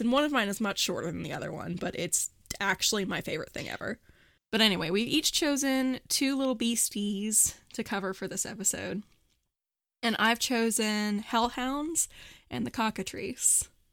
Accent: Morgantown, West Virginia, United States; Morgantown is finally, my hometown is having its first annual gay pride

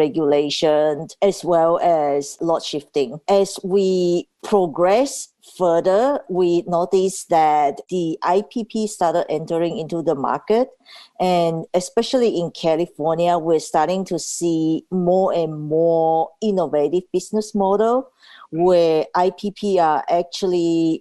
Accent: Tanzania; now in Seattle, United States; when I was growing up in Tanzania

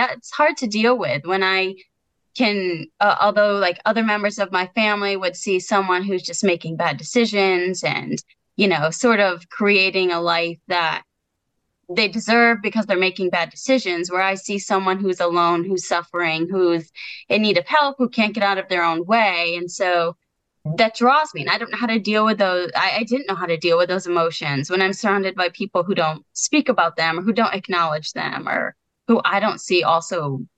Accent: Connecticut, United States; born or raised there

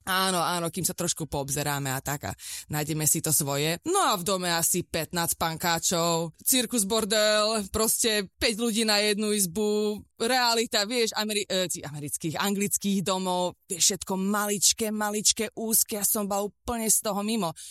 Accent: Slovakia; moved away as an adult; also born or lived in England / Texas, United States; now in Santa Barbara, United States; my sme boli zo Slovenska

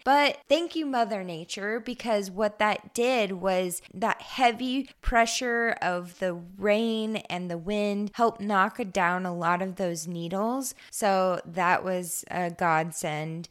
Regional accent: Eastern Oregon, United States; now in Western Oregon, United States; I grew up in Eastern Oregon

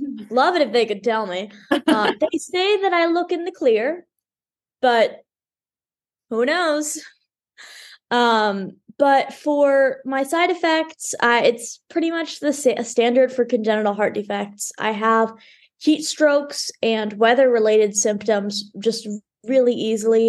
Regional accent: Dallas, Texas, United States; always been in Dallas

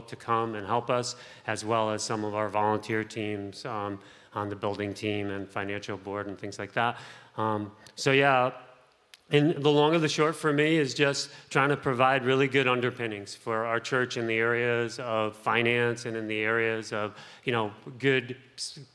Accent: Bridgeport, Connecticut, United States; now in New Haven, United States; I grew up in Bridgeport

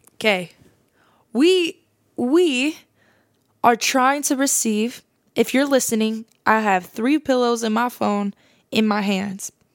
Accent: Fresno area, California, United States; I'm actually not from Fresno. I live on the outskirts of it, but I'm gonna say I'm from Fresno as a general, as a generalization

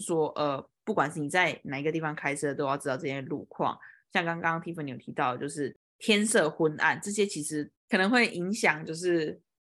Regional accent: Kaohsiung, Taiwan; moved away as an adult; also born or lived in Taipei, Taiwan; now in United States; 像我记得我好像以前小时候在高雄的时候就有被一台摩托车右转这样撞过来

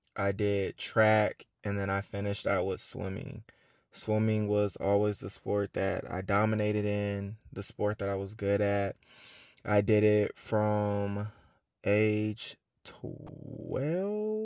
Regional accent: Atlanta, Georgia, United States; I am from Atlanta, born and raised.

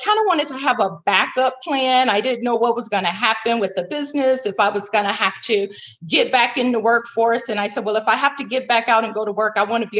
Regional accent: Chicago, Illinois, United States; Chicago, my hometown where I'm from

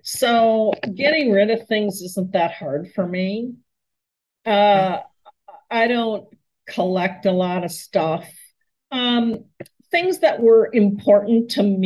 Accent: Minneapolis, Minnesota, United States; moved away as an adult; also born or lived in California; I moved to my hometown of Minneapolis, where I was born and raised

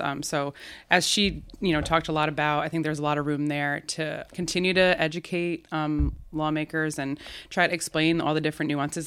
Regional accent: Albany, New York, United States; I'm from Albany. I grew up. I grew up here. Grew up going to Catholic school here

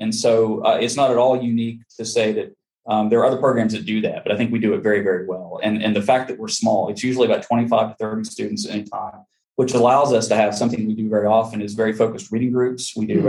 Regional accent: West Virginia, United States; moved away; Yeah, I'm originally from West Virginia, about 4 hours south of here.

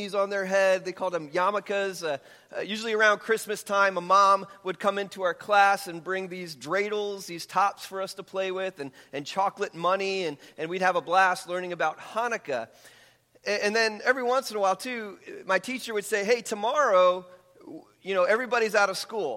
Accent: Hicksville, New York, United States; I grew up on Long Island, New York, about 20 minutes outside of New York City. It was in a town called Hicksville

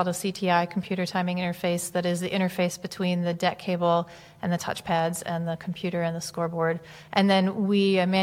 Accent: Grand Rapids, Michigan, United States; I am from Grand Rapids, Michigan

